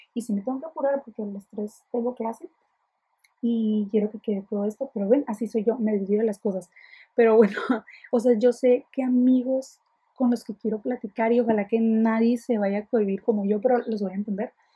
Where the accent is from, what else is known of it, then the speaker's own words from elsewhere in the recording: Ensenada, Baja California, Mexico; soy de Ensenada